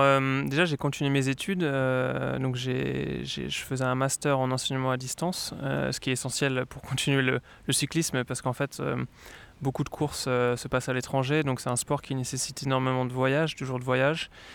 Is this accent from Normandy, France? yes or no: no; Lyon, Auvergne-Rhône-Alpes, France; moved away as an adult; now in Sweden; je viens de Lyon